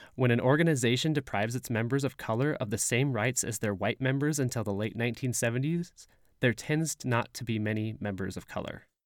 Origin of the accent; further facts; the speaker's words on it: Provo, Utah, United States; Growing up in Provo